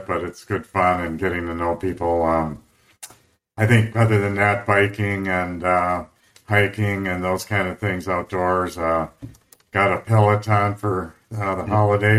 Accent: Midwest, United States; moved away; also born or lived in Wisconsin / San Diego / Colorado; I grew up in the Midwest

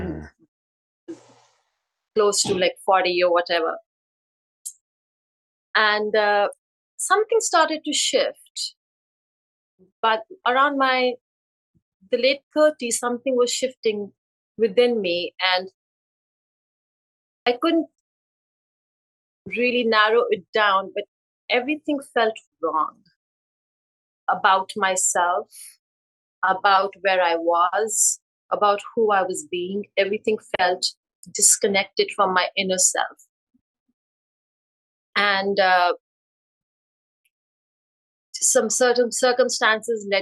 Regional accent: India; moved away as an adult; now in United States; I was born and raised in India

